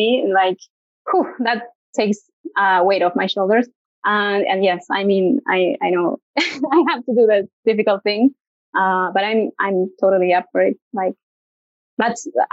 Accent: Argentina; English is a second language; I'm from Argentina. So if you hear a little bit of an accent, that's why

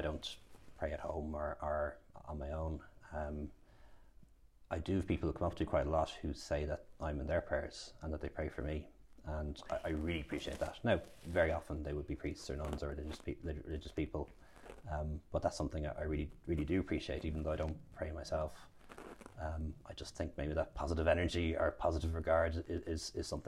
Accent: Ireland; I was born in Ireland and grew up in Ireland

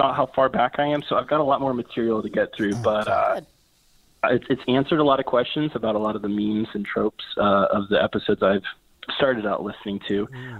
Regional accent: Ohio, United States

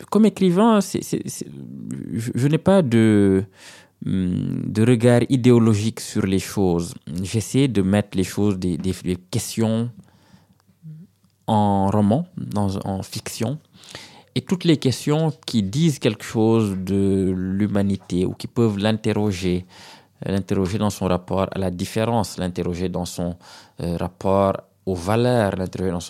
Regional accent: Senegal; C'est pour ça que je ne peux pas oublier que je suis sénégalais.

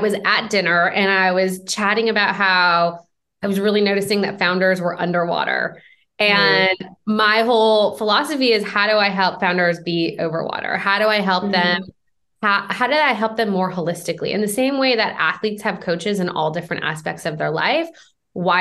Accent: Michigan, United States; moved away as an adult; also born or lived in Vancouver, Canada; now in Bay Area, United States; I'm originally from Michigan

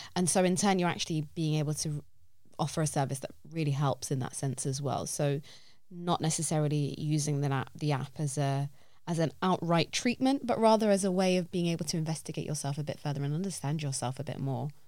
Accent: London, United Kingdom; I love this city with all my heart. I feel like I'm a Londoner

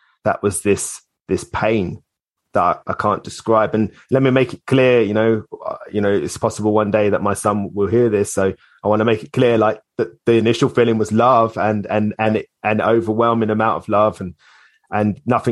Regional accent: Hitchin, East of England, United Kingdom; moved away as an adult; also born or lived in Islington, London; now in Cornwall, United Kingdom; we moved away from my hometown of Hitchin in Hertfordshire

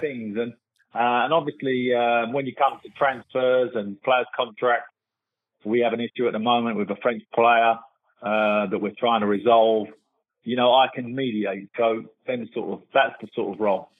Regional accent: England, United Kingdom; moved away as an adult; as English people and uh, as British people

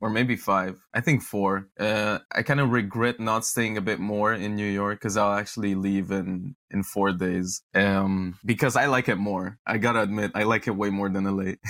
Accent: Romania; moved away as an adult; also born or lived in Netherlands; I was born in Romania and then I moved to the Netherlands and Europe for university

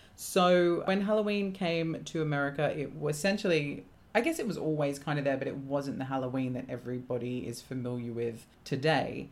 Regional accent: England, United Kingdom; growing up in England

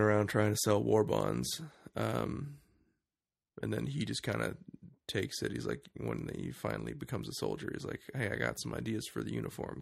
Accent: Canada; we're Canadian

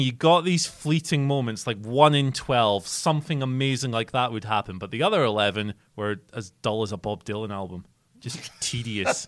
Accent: Scotland, United Kingdom; as a Scottish person

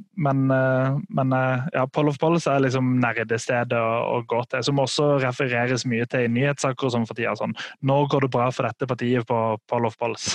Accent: Sørlandet, Norway; jeg er fra Sørlandet sjøl

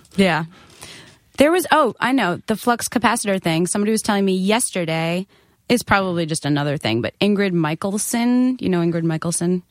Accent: Nassau County, Long Island, New York, United States; I was from Nassau County

